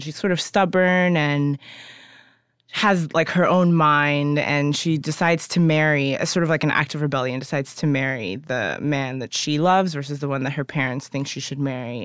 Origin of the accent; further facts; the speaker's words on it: United States; also born or lived in Ghana; I was born in Ghana, but my, but I was raised here